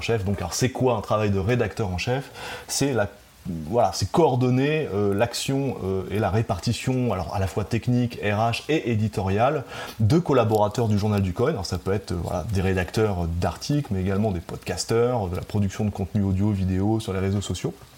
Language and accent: French; Normandy, France; moved away as an adult; also born or lived in Tahiti, French Polynesia; now in French Polynesia; je suis né en Normandie. Je suis un pur produit euh, du cidre, du bocage.